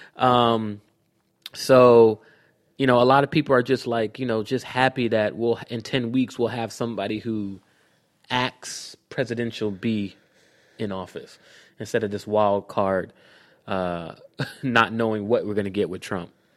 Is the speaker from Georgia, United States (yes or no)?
yes; Clayton County, Georgia, United States; I'm from Clayton County